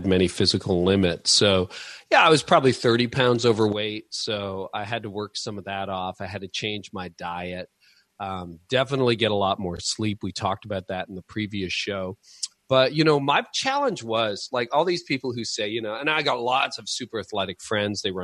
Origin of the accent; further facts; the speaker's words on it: Canada; But being Canadian, we get about 5 to 6 months of really good cycling weather